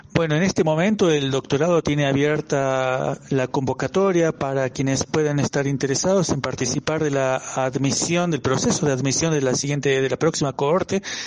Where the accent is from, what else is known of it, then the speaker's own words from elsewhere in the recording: Argentina; moved away as an adult; now in Colombia; provengo de Argentina